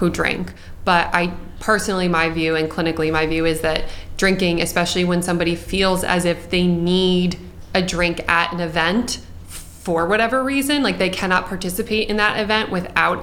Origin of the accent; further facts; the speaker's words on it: Hunterdon County, New Jersey, United States; I grew up in Hunterdon County